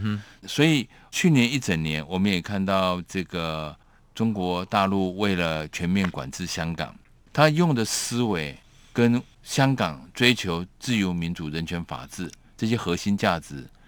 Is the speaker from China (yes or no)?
no; Taiwan; 强加在我们台湾人民